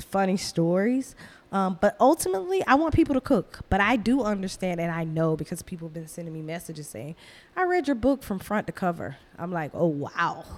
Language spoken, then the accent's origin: English; Athens, Georgia, United States; moved away as an adult; now in Brooklyn, United States; I would be living back in my hometown